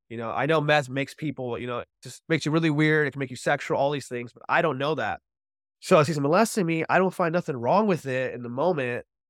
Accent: Orange County, California, United States; I grew up in Orange County, California

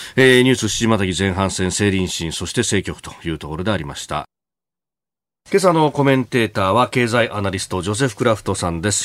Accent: Yokosuka, Kanagawa, Japan; also born or lived in Yokohama; 須賀生まれ横須賀育ち、大学は横浜で育ちました私

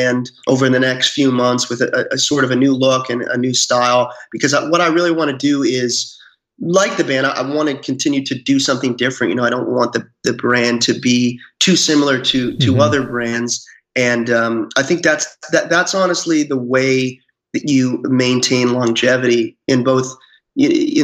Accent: Salem, Massachusetts, United States; I grew up around the Salem area

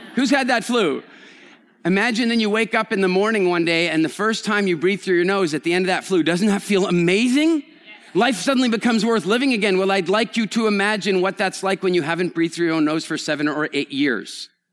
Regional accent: Canada; moved away; also born or lived in England; I'm Canadian, which makes me a member of the Commonwealth

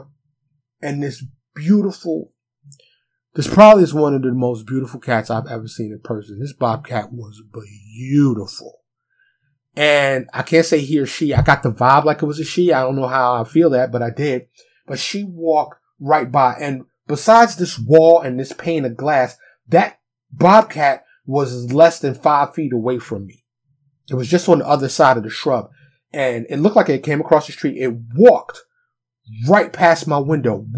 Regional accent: New York City, New York, United States; now in Texas, United States; I'm from New York City. Concrete jungle.

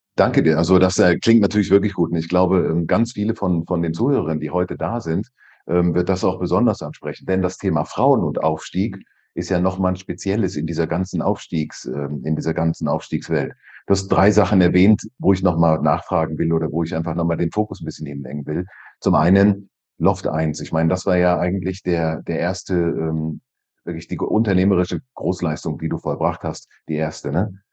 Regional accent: Switzerland; bei uns in der Schweiz

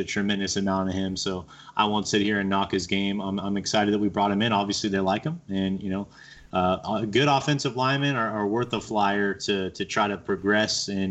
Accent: Southern California, United States; I'm from Southern California

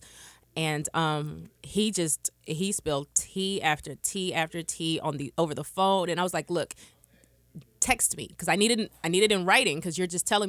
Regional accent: Austin, Texas, United States; I'm from Austin, Texas.

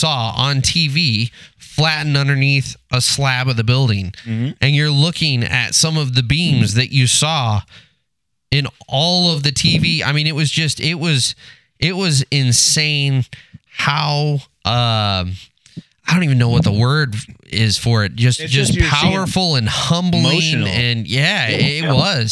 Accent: United States; as an American who had not been there before

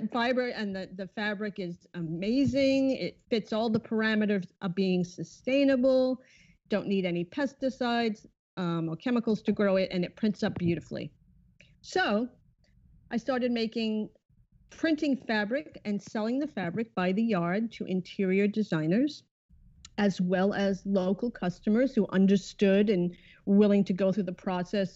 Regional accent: Rhode Island, United States; moved away as an adult; also born or lived in Massachusetts / New York; I am originally from Rhode Island

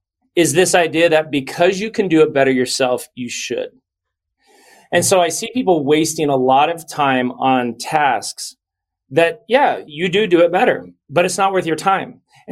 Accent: Las Vegas, Nevada, United States; also born or lived in New Jersey; I grew up in Las Vegas. I grew up in New Jersey while he made a really nice mid six-figure income

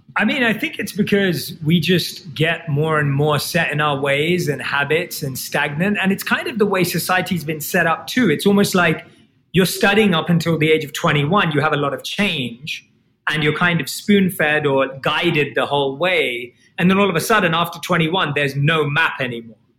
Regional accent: London, United Kingdom; I was born and raised in London, and I grew up like any other kid.

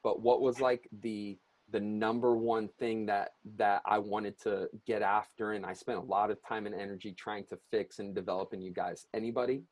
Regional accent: Long Beach, California, United States; where I grew up in Southern California and at Long Beach

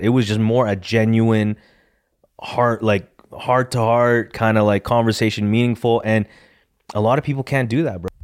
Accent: Edmonton, Alberta, Canada; we're from Edmonton, not Calgary

